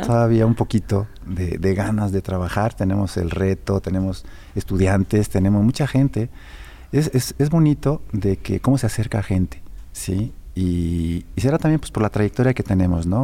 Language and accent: Spanish; Mexico; also born or lived in Europe; now in Aguascalientes, Mexico; como mexicano y como aguascalentense adoptivo